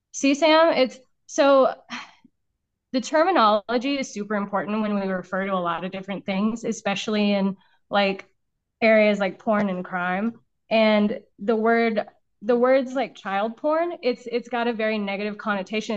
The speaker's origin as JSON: {"language": "English", "town": "Las Vegas", "region": "Nevada", "country": "United States", "said": "I'm from Las Vegas."}